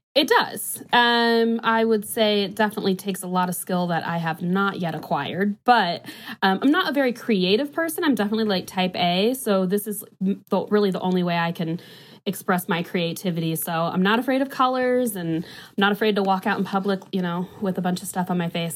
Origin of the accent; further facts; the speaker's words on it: DeMotte, Northwest Indiana, United States; now in Indianapolis, United States; I'm from Northwest Indiana, but I have been in Indy for over 10 years now